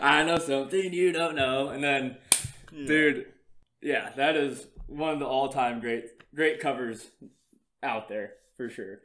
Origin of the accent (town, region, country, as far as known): Iowa, United States